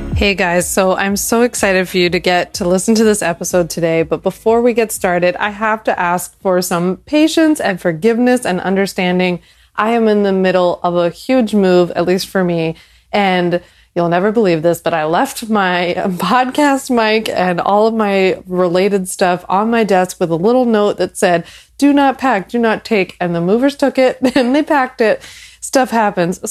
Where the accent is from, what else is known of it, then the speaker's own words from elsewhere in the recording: Philadelphia, Pennsylvania, United States; moved away as an adult; I'm a Philly born and raised girl, never left